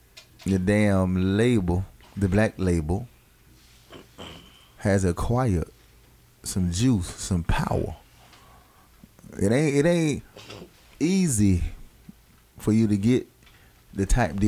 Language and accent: English; New York, United States; and I remember that every time if I was a New York cat, I'm from Harlem. You know what I'm saying? I'd be a Harlem cat.